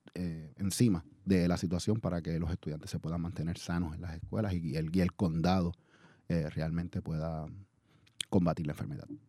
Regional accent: Puerto Rico; moved away as an adult; also born or lived in The Bronx, New York; now in Oakland, United States; yo soy puertorriqueño, nací en, en uno de los pueblos de Puerto Rico, el Bronx, New York. Y, me crié en la isla de Puerto Rico

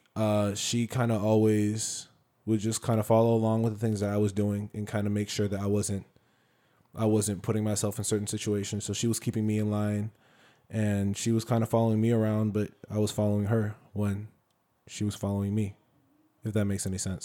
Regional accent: Silver Spring, Maryland, United States; I was born in Silver Spring, Maryland. Uh, I'm from the D M V. I will always be from the D M V. Um, that's all, that's my home

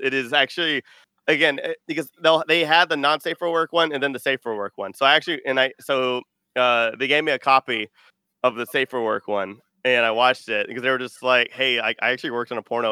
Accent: Austin, Texas, United States; I am from Texas. I'm from Austin.

